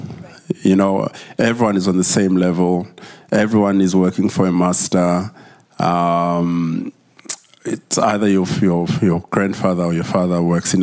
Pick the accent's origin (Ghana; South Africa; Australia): South Africa; Eastern Cape; also born or lived in Durban, South Africa; I was born in Durban. It's a 5-hour journey from Johannesburg. But I grew up, we moved when I was 8. I call it a village. You know, it's better now, but then that's what it looked like. In a place called the Eastern Cape, I was raised by my grandmother